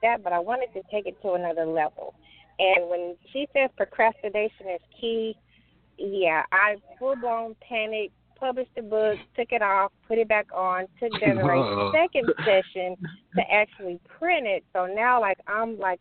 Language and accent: English; Arkansas, United States; also born or lived in Little Rock, Arkansas; I'm born and raised in Arkansas, currently residing in Little Rock.